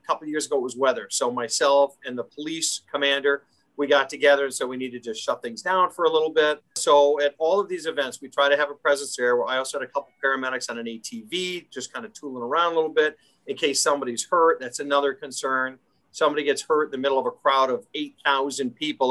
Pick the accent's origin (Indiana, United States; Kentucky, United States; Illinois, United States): Illinois, United States; Schaumburg; I grew up in the Schaumburg area, so northwest suburbs.